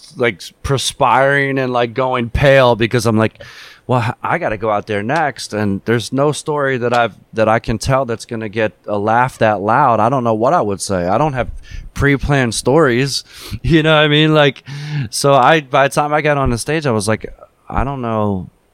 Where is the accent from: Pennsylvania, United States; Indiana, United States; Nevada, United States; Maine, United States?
Pennsylvania, United States; Philadelphia; growing up in Philadelphia